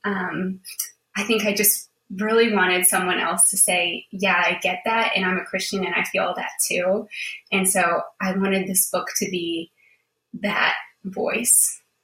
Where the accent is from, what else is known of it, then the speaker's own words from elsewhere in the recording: Buffalo, New York, United States; moved away as an adult; also born or lived in Charlottesville, Virginia; I grew up in Buffalo, New York, um, where it is very cold